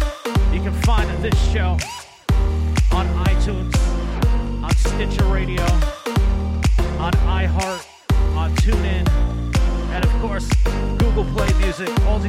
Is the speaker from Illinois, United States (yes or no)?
no; New York City, New York, United States; the Bronx, the Boogie Down, my hometown, Bronx, New York.